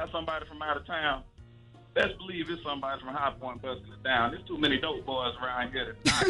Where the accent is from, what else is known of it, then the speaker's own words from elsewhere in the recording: High Point, North Carolina, United States; Hey, I'm from High Point.